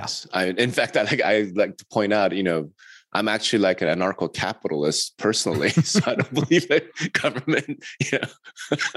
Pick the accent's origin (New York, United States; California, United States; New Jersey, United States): New York, United States; I'm from the East Side, baby. I'm from New York.